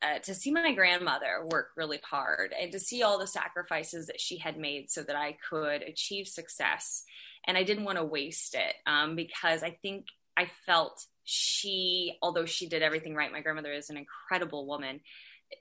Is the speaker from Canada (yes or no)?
no; Texarkana, Texas, United States; I grew up in Texarkana, Texas.